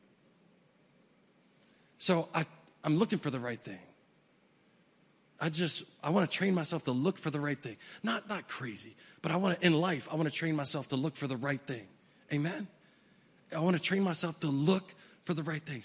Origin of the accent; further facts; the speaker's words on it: West Virginia, United States; we're from West Virginia